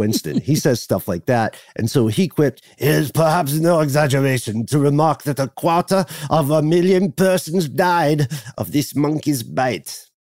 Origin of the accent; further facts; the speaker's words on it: United Kingdom; We're the ones with the accents